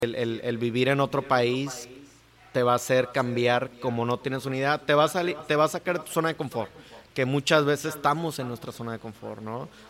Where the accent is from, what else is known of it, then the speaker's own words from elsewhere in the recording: Cuernavaca, Morelos, Mexico; moved away as an adult; also born or lived in Monterrey / Spain; yo soy de Cuernavaca, Morelos